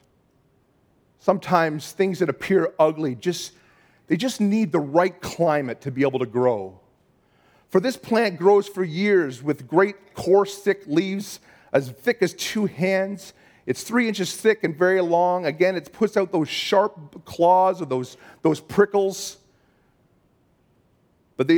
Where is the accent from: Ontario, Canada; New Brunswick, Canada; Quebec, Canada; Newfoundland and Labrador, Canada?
Ontario, Canada; Bolton; when I was a kid, we grew up in Bolton, Ontario.